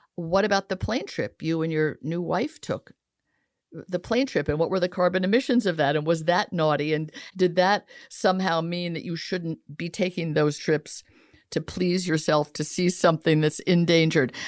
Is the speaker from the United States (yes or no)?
no; Italy; moved away; I grew up a lot in Italy where circuses were paid for by the government